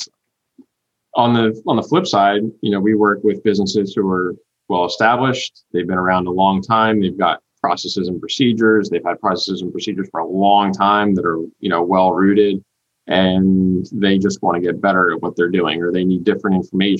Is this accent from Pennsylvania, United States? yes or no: no; New Jersey, United States; now in South Carolina, United States; I'm originally from New Jersey